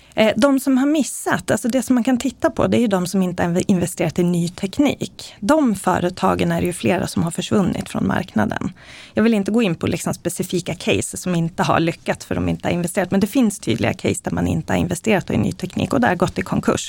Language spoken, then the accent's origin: Swedish; Eskilstuna, Södermanland, Sweden; Jag föddes i Eskilstuna, växte upp med en mamma och pappa som har jobbat på IBM